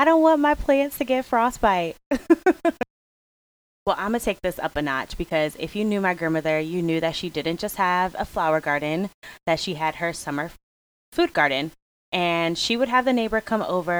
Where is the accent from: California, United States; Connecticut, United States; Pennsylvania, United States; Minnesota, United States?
Connecticut, United States; Hartford; I am from the East Coast, New England, well, Hartford, Connecticut to be exact